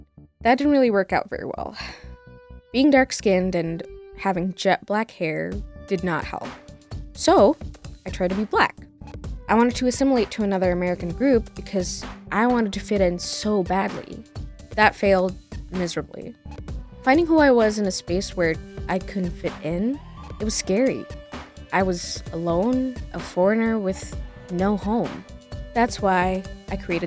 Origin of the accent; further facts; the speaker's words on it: Indonesia; moved away as an adult; now in United States; I traveled 38 hours by air from my home country, Indonesia